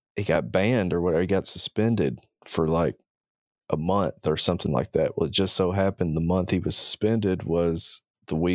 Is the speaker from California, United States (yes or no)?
no; Princeton, Kentucky, United States; moved away; my hometown. He was born in Princeton, Kentucky